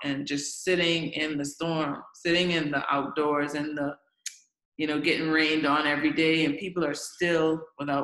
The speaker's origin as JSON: {"language": "English", "region": "Grand Bahama", "country": "Bahamas", "moved": "yes", "lives_now": "Abaco, Bahamas", "said": "I'm a Bahamian first, but I'm from Grand Bahama."}